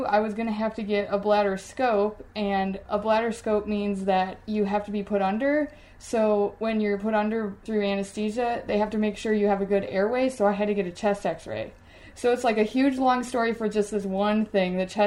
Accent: Wisconsin, United States; also born or lived in Ohio; now in Pittsburgh, United States; I'm originally from Wisconsin

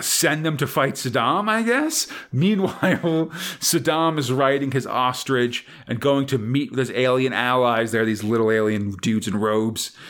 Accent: United States; I'm an American, where I come from, the comics are only about superheroes

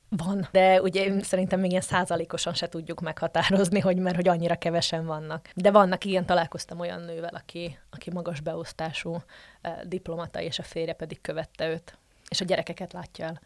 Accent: Slovakia; moved away as an adult; also born or lived in Žitný ostrov (Csallóköz); now in Brussels, Belgium

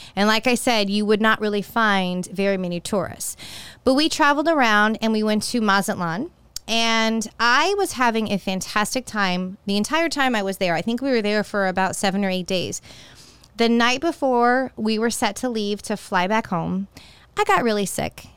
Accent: San Jose, California, United States; moved away as an adult; also born or lived in Walnut Creek, California; now in Tampa, United States; I was actually born in Walnut Creek, which is if you're familiar with that area, it's East Bay, very close to Oakland. And then I moved to San Jose when I was two years old

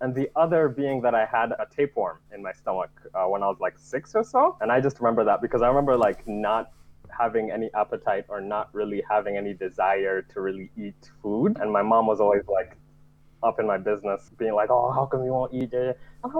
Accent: Nigeria; born there; I was born in Nigeria, and it's fairly common in Nigeria.

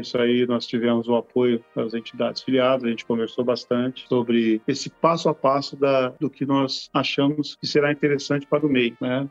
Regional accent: Cone Leste Paulista, São Paulo, Brazil; do fundo do vale do Cone Leste Paulista

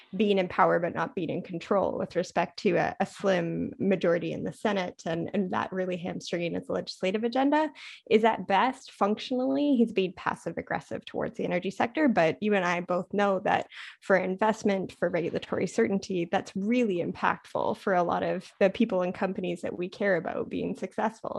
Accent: Canada; moved away as an adult; also born or lived in Ottawa, Canada; now in Washington, DC, United States; as a Canadian and and living the the American experience

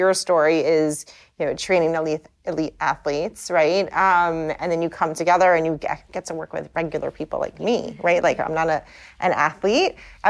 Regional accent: Maplewood, New Jersey, United States; you're opening up a space in my hometown in New Jersey.

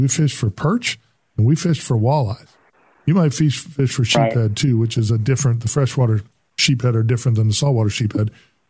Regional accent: Lake Winnebago, central Wisconsin, United States; I grew up in Wisconsin, which is what led me to that kind of that question. I grew up in central Wisconsin. I actually grew up on Lake Winnebago

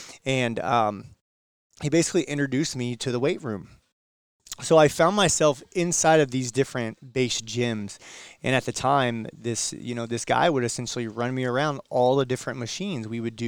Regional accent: Virginia, United States; one of the back roads where I grew up in Virginia.

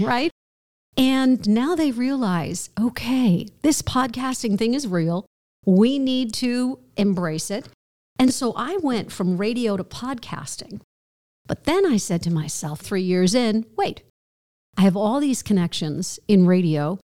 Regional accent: outside of New York City, United States; I grew up outside of New York City

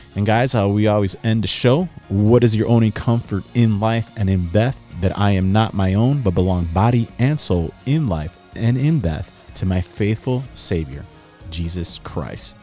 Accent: Chicago, Illinois, United States; now in Texas, United States; I'm from Chicago, born and bred

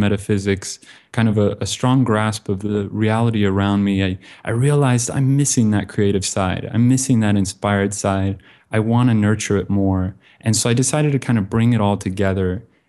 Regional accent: Bend, Oregon, United States; also born or lived in Kansas City; now in Vietnam; Originally, I'm from Central Oregon, beautiful mountain town called Bend.

